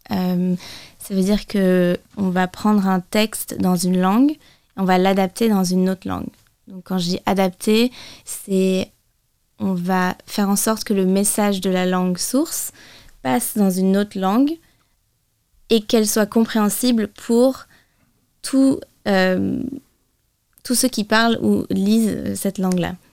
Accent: United States; accent: American; Moi, j'ai grandi avec l'accent américain.

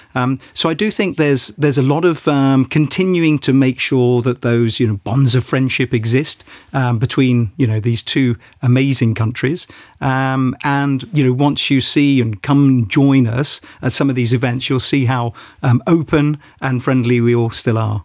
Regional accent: United Kingdom; now in Luxembourg; I felt as a Brit

